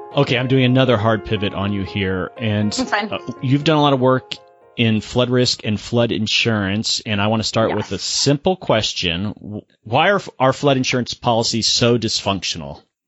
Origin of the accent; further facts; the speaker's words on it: Florida, United States; I'm, I'm from Florida